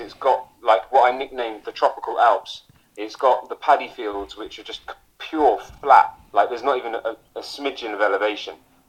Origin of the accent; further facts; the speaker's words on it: South East England, United Kingdom; I grew up in the Chilterns